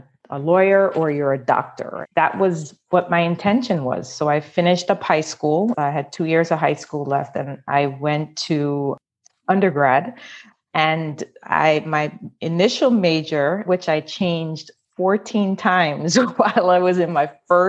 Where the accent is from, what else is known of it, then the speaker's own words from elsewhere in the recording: Jamaica; I grew up in Jamaica.